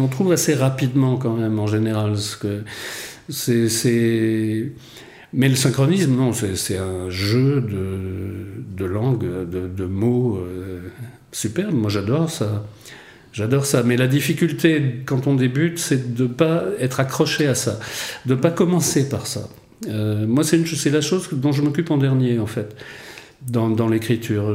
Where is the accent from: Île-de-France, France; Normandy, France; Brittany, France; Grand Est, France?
Brittany, France; Rennes; moved away as an adult; also born or lived in Paris / London